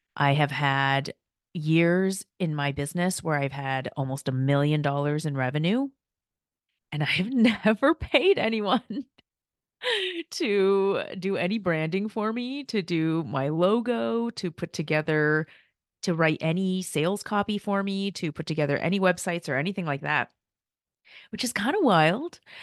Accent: United States; first language Korean; English is a second language; I'm the first child in my family. to be born in the U S

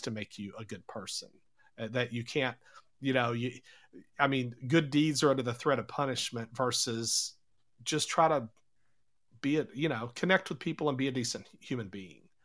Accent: United States

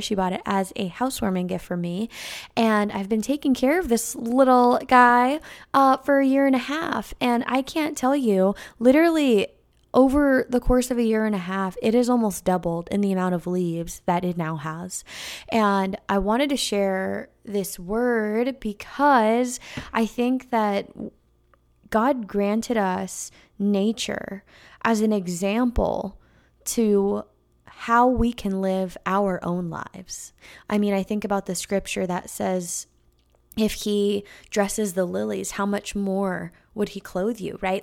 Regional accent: California, United States; moved away; I used to live next to a little vineyard in California, um, next to my hometown where my mom bought the house when I was born, and she still lives in that same exact house

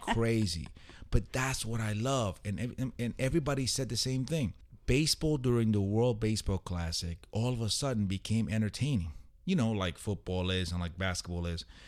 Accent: Puerto Rico; I'm proud to be Puerto Rican

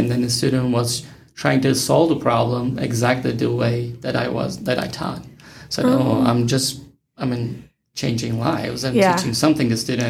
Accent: Turkey; moved away as an adult; also born or lived in Oklahoma / Texas / Nevada; now in Las Vegas, United States; I studied education in my home country, Turkey

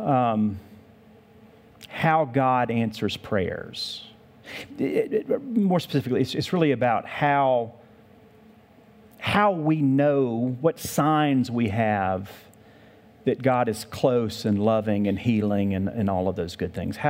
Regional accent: the South, United States; moved away; I grew up in the South

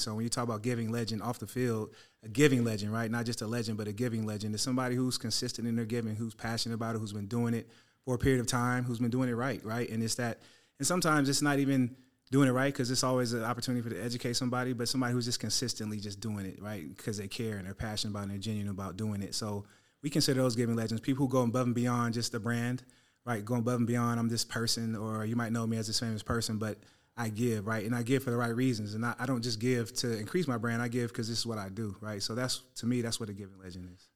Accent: San Francisco Bay Area, California, United States; the Niners, uh, my hometown squad

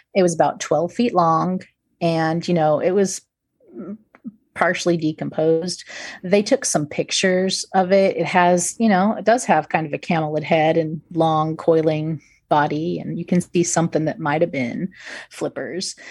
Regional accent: United States; I'm American

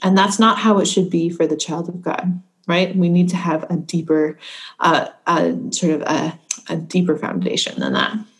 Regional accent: United States; now in Scotland, United Kingdom

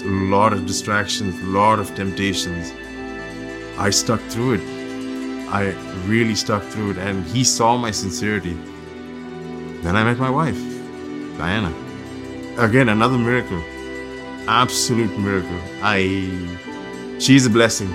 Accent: Dubai, United Arab Emirates; moved away; I grew up in the Middle East, Dubai specifically.

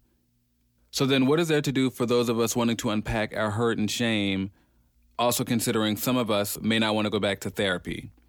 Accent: Maryland, United States; I'm from Maryland.

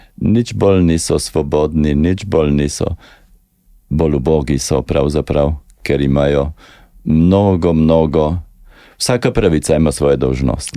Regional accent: Slovenia; smo Slovenci

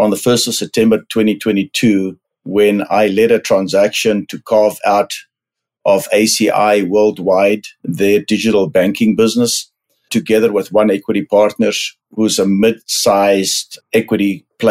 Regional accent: South Africa; moved away as an adult; also born or lived in London, United Kingdom / Buenos Aires, Argentina; now in United States; I am South African, grew up in the farm country of South Africa

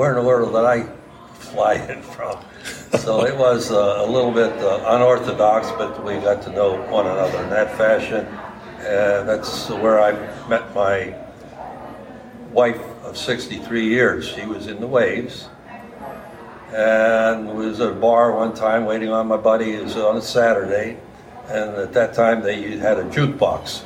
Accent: McKeesport, Pennsylvania, United States; moved away as an adult; now in Jackson, United States; I'm originally from McKeesport, Pennsylvania. It's a suburb outside of Pittsburgh. And I graduated from McKeesport High School

